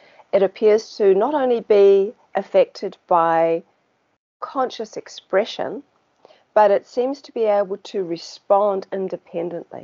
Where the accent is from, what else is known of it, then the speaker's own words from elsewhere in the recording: New Zealand; as you can probably tell by my accent, I'm from New Zealand.